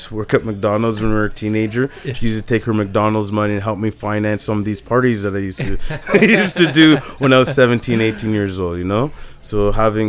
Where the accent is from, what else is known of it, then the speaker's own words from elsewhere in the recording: Richmond Hill, Ontario, Canada; I grew up in Richmond Hill.